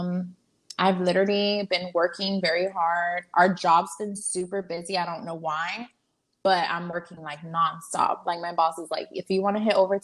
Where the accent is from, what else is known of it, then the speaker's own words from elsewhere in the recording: Houston, Texas, United States; born and raised in Houston